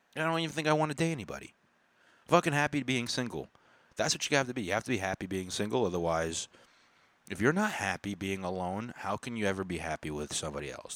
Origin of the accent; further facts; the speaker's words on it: United States; I was born in America